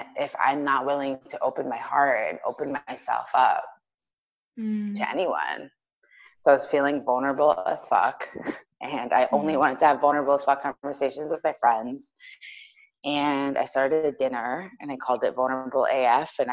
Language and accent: English; New York, United States; I am from New York